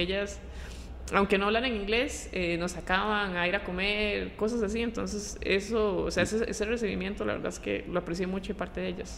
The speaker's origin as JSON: {"language": "Spanish", "area": "Pavas", "region": "San José", "country": "Costa Rica", "also_born_or_lived": "Lyon, France / Paris, France / China", "moved": "as an adult", "said": "vengo de Pava"}